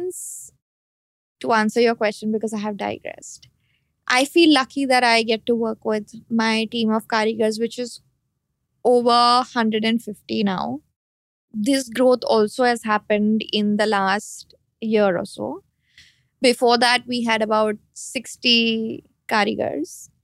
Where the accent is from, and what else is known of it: India